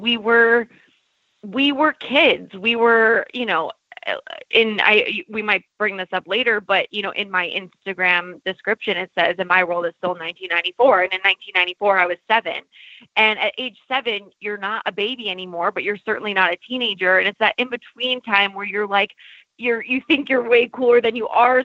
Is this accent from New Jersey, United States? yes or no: no; New Hampshire, United States; now in Los Angeles, United States; from New Hampshire.